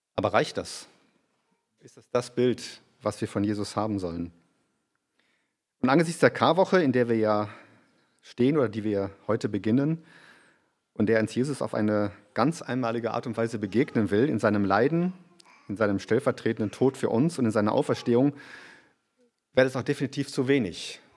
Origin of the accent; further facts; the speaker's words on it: Germany; now in Graz, Austria; für uns als Deutsche